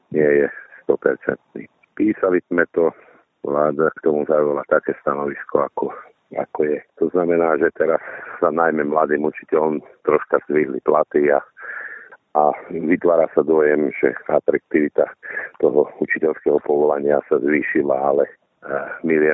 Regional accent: Levice, Nitra Region, Slovakia; u nás v Leviciach

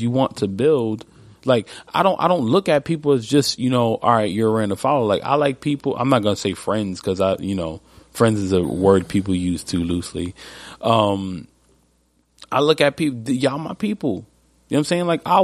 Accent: New York, United States; I'm from New York.

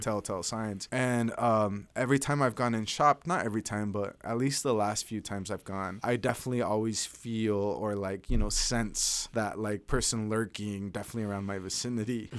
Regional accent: Caldwell, Idaho, United States; I'm from Southern Idaho, but I'm from Caldwell, so it's one of the suburbs of Boise

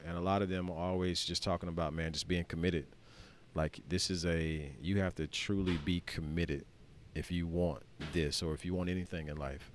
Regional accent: Skipperville, Alabama, United States; I'm the kid from Skipperville seven years ago

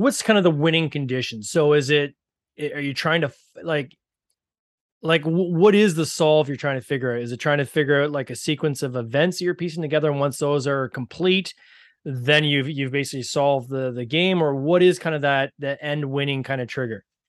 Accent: Canada; accent: Canadian; I have the Canadian accent

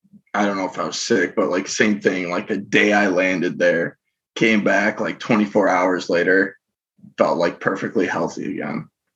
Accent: Wisconsin, United States; they all know I'm from Wisconsin

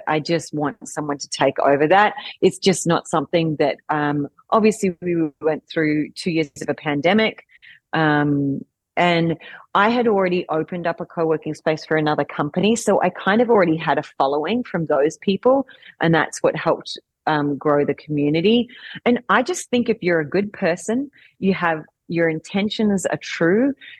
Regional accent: Australia; because as you can probably hear from my accent, I'm Australian.

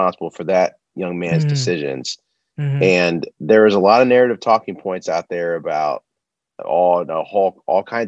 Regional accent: United States; as an American

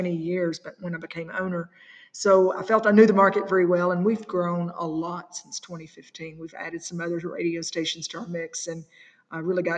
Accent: Elkton, Kentucky, United States; I was growing up in Elkton, Kentucky

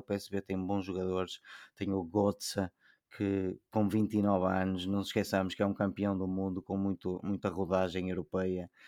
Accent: Portugal; como português

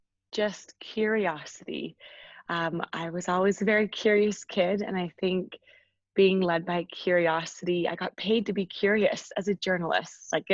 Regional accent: England, United Kingdom; now in Canada; So I moved from England to this really adorable farming town, which I absolutely love.

